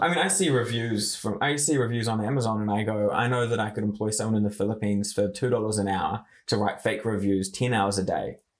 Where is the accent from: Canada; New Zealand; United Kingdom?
New Zealand; Kaitaia, Northland; I grew up in Kaitaia and in the far north